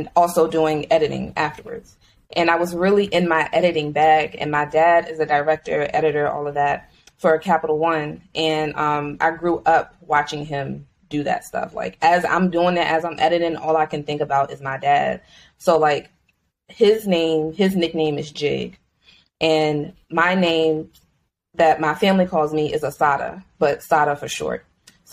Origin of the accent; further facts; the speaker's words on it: Richmond, Virginia, United States; moved away as an adult; now in Los Angeles, United States; I'm from Richmond, Virginia, currently in Los Angeles. Moved here about 4 years ago for grad school